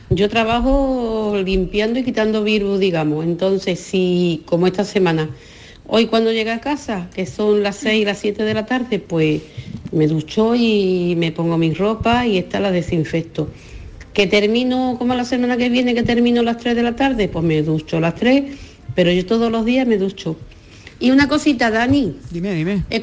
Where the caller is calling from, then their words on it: Huelva, Andalusia, Spain; de Huerva.